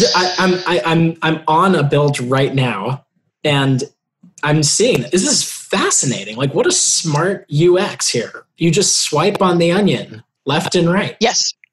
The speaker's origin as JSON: {"language": "English", "town": "New York City", "region": "New York", "country": "United States", "said": "I am from New York City, but my family is from Louisiana"}